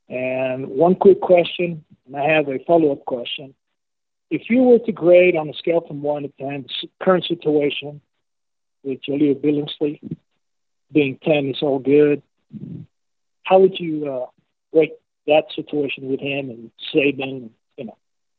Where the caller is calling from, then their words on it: Medellin, Antioquia, Colombia; I'm calling from Medellin, Colombia, but Colombia, South America.